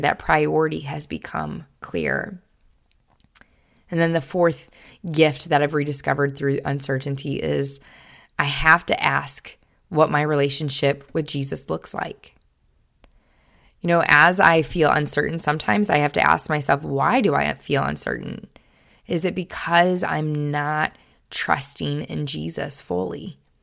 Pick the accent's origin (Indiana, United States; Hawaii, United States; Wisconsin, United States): Wisconsin, United States; Kenosha; moved away as an adult; also born or lived in Springfield, Missouri; this eighteen-year-old girl who had lived in Kenosha, Wisconsin her entire life